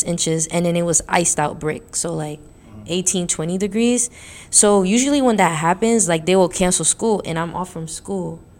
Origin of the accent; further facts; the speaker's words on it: New York City, New York, United States; I'm coming from New York City